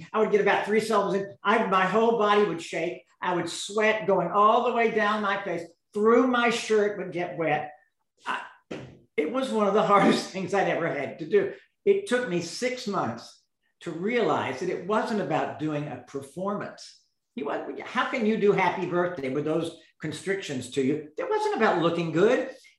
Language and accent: English; Dallas, Texas, United States; Well, I grew up in all over the place because my father was in sales. And then we moved to Dallas right before I went to college at Trinity in San Antonio.